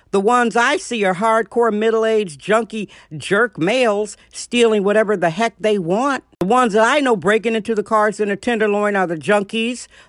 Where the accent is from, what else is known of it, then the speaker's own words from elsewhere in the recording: Milwaukee, Wisconsin, United States; moved away; Milwaukee, Wisconsin, my hometown